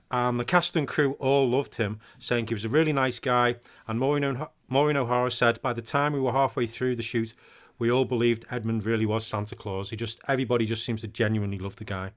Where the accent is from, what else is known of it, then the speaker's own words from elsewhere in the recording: United Kingdom; I'm British.